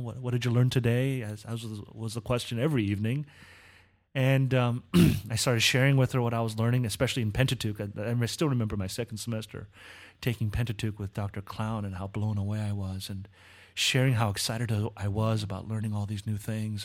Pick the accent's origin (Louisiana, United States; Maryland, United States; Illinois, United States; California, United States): California, United States; Southern; I was born in Southern California